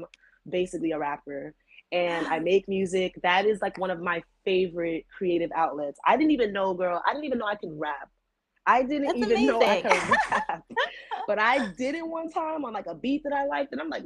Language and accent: English; New York, United States; I'm from New York